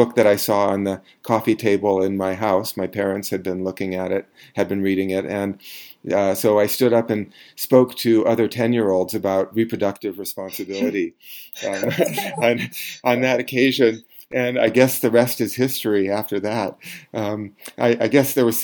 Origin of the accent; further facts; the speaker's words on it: Eugene, Oregon, United States; I grew up in Eugene, Oregon